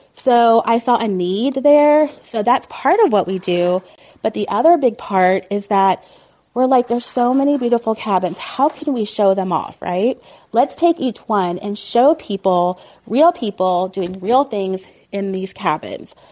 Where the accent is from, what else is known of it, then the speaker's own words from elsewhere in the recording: Colleyville, Texas, United States; moved away as an adult; also born or lived in Ohio; now in Oklahoma, United States; I moved to Dallas, Fort Worth from Ohio when I was like nine. So I consider myself a Texan, I guess. And even when I was growing up in Colleyville, Texas